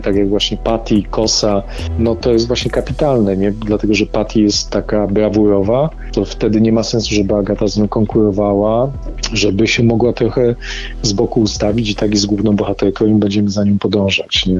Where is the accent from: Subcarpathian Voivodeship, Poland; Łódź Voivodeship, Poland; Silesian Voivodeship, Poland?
Silesian Voivodeship, Poland; Dąbrowa Górnicza; ja pochodzę z Dąbrowy Górniczej z Zagłębia